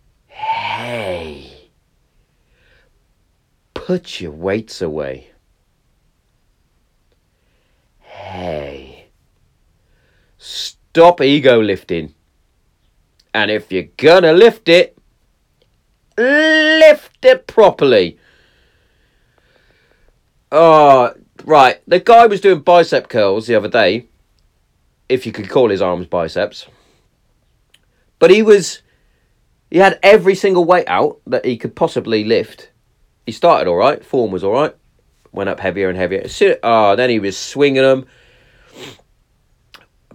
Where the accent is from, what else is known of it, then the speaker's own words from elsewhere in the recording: Hereford, West Midlands, United Kingdom; if you're in my hometown